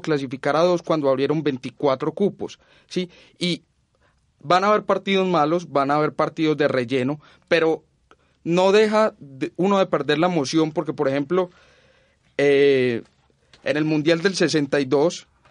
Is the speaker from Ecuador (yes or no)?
no; Colombia; nosotros como colombianos